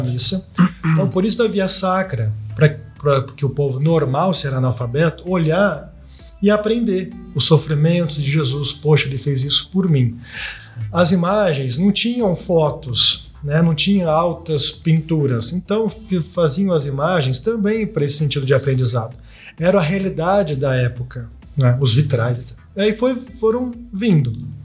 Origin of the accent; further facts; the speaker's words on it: Lorena, São Paulo, Brazil; moved away; a minha cidade, eu sinto, nossa, lá é o meu berço